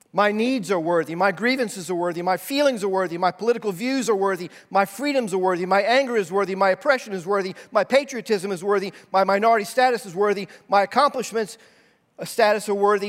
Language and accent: English; United States